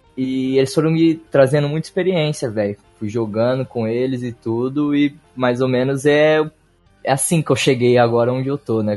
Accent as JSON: {"language": "Portuguese", "town": "Ribeirão Preto", "region": "São Paulo", "country": "Brazil", "tie": "born or raised there", "said": "Sou nascido e moro na cidade de Ribeirão Preto"}